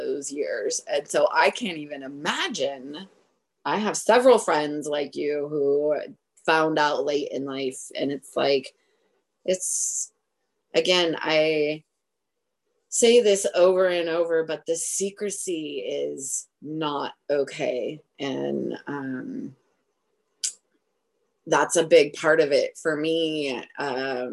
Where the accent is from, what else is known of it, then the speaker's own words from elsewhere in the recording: Oregon, United States; I was born in Oregon.